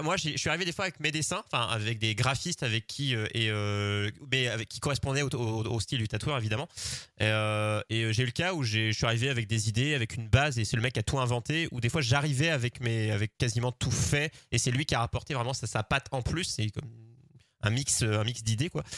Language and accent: French; the Dinard / Saint-Malo coast, Brittany, France; d'où je viens, du côté de Dinard, Saint-Malo